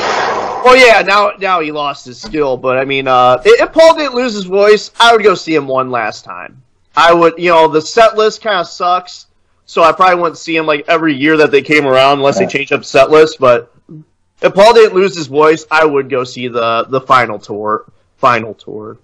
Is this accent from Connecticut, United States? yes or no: no; Illinois, United States; now in Indiana, United States; I grew up in in Illinois. Like I pretty much spent most of my life in Illinois